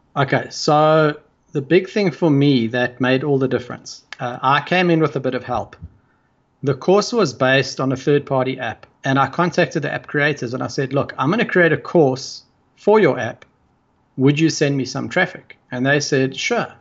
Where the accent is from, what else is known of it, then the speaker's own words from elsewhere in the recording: South Africa; I come from South Africa